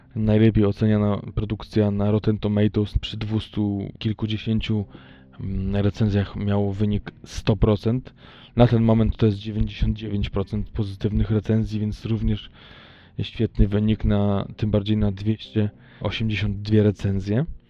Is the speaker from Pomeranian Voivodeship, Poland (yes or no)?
yes; Tricity, Pomeranian Voivodeship, Poland; moved away; u mnie w Trójmieście